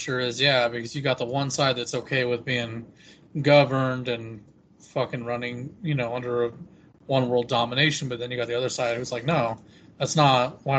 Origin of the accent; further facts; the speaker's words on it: United States; My country is America.